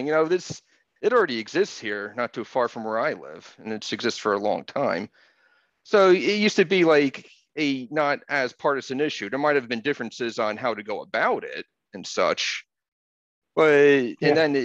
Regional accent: New Jersey, United States; moved away; where I grew up in New Jersey in the 80s

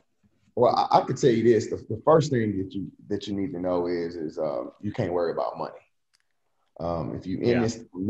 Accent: Nashville, Tennessee, United States; coaching as a head coach in Nashville, where I'm from

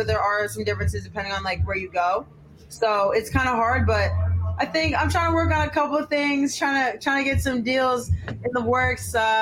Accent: Lebanon, New Hampshire, United States; moved away; I was born and raised in Lebanon, New Hampshire.

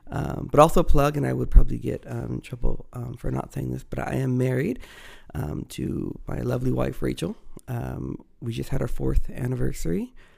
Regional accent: Chula Vista, California, United States; also born or lived in Los Angeles, California; So I hail from Chula Vista, California. Not originally from. I was actually born in Los Angeles. Migrated to Chula Vista as a kid. Grown up there, been in church at Selby Pentecostal since I was 10.

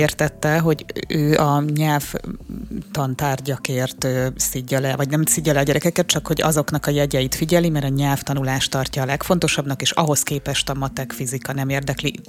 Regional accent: Hungary; egy 10 milliós ország vagyunk

